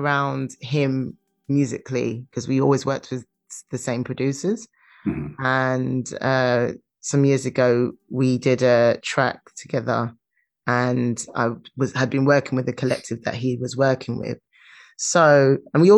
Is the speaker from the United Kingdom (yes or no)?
yes; London, United Kingdom; I'm from London.